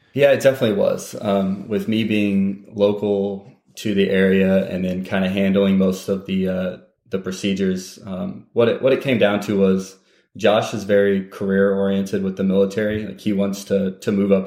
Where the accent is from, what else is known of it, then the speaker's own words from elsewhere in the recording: Terre Haute, Indiana, United States; moved away; my hometown's Indiana State University, Terre Haute, Indiana